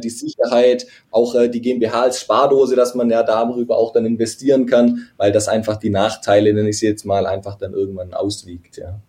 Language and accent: German; a small village east of Stuttgart, Baden-Württemberg, Germany; moved away as an adult; now in Stuttgart, Germany; ich komme eine halbe Stunde von hier, östlich von Stuttgart, aus einem, aus einem kleinen Dorf. Also da bin ich aufgewachsen.